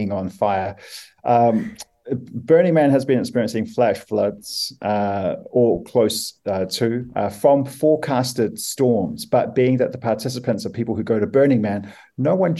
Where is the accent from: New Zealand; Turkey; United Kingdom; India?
New Zealand; as a Kiwi guy